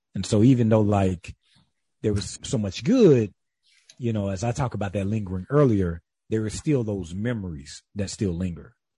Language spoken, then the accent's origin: English; Calhoun County, South Carolina, United States; moved away; also born or lived in Atlanta, Georgia; I am raised in the rural South, uh, the black rural South in South Carolina